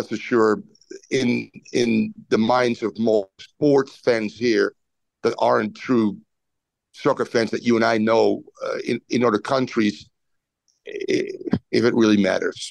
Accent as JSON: {"language": "English", "town": "Amsterdam", "region": "North Holland", "country": "Netherlands", "tie": "born or raised there", "moved": "as an adult", "lives_now": "United States", "said": "I was born and raised in Amsterdam"}